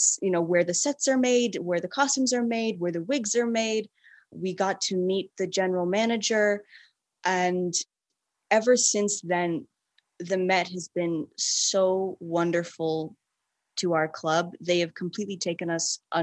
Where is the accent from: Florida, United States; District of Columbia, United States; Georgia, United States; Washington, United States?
Georgia, United States; Atlanta; We're from Atlanta